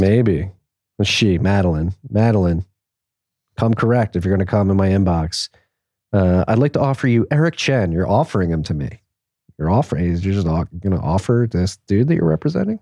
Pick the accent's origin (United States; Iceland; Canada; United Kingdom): United States; Pennsylvania; I am from Pennsylvania